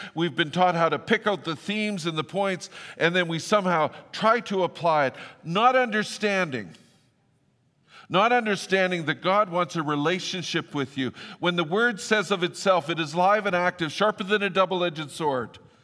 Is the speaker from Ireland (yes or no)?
no; Fort St. John, British Columbia, Canada; where I grew up in Fort Saint John, I grew up at the airport